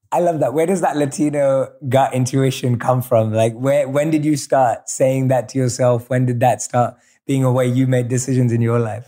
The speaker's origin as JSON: {"language": "English", "region": "London", "country": "United Kingdom", "tie": "born or raised there", "moved": "yes", "said": "growing up in London."}